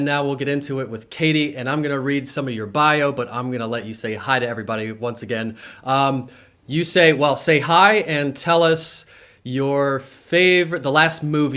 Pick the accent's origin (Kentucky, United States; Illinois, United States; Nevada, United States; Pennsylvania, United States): Pennsylvania, United States; Harrisburg; also born or lived in Williamsport; I grew up on the Hill in Harrisburg, went to Mechanicsburg High School